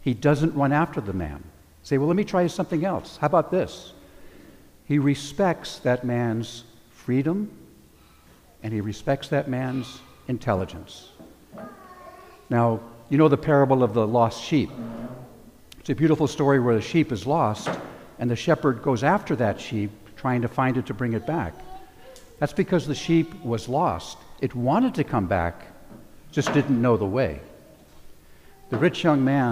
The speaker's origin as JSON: {"language": "English", "region": "California", "country": "United States", "tie": "born or raised there", "also_born_or_lived": "New Jersey", "said": "I was 9 years old when I moved here to California from New Jersey"}